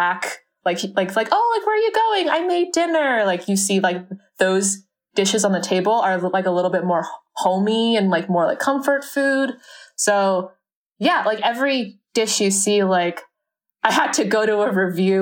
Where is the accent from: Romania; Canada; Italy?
Canada; my own kind of relationship with my mom growing up in Canada